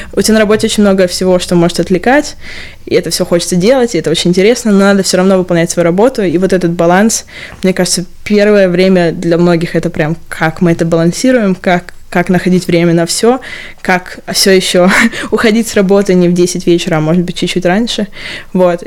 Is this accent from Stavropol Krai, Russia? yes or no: yes; Stavropol, Stavropol Krai, Russia; accent: Stavropol; also born or lived in Moscow; now in London, United Kingdom; Есть у меня ставропольский акцент в русском?